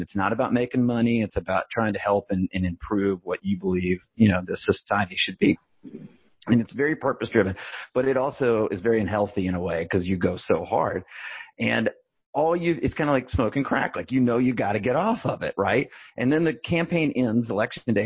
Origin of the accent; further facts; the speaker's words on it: Birmingham, Alabama, United States; I grew up in Birmingham, Alabama